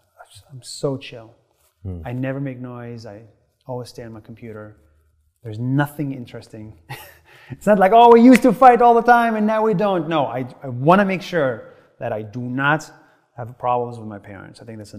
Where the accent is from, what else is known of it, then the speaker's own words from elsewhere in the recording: Nazareth, Northern District, Israel; So I grew up in Israel, right, as a Palestinian.